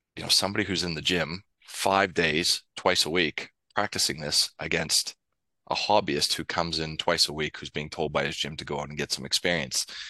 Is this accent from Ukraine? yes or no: no; Canada; now in Sydney, Australia; as a Canadian